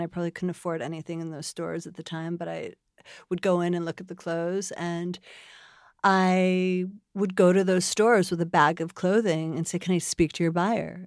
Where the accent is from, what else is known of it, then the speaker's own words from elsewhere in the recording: Buffalo, New York, United States; moved away as an adult; I was born in Buffalo, New York.